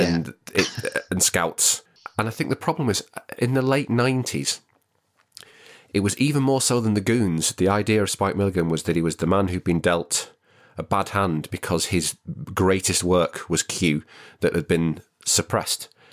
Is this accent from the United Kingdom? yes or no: yes; the Northwest, North West England, United Kingdom; I'm from the Northwest, it's not a very affluent area that I grew up